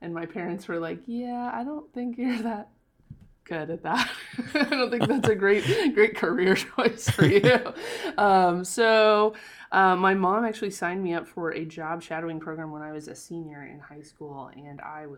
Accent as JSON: {"language": "English", "region": "Illinois", "country": "United States", "tie": "born or raised there", "lives_now": "St. Louis, United States", "said": "I'm from, I grew up in Central Illinois. I live in St. Louis, Missouri now."}